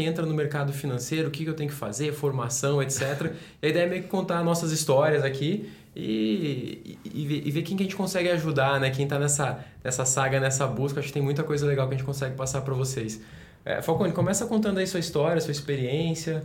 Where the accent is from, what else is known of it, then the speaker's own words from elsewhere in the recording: Brasília, Federal District, Brazil; Eu sou de Brasília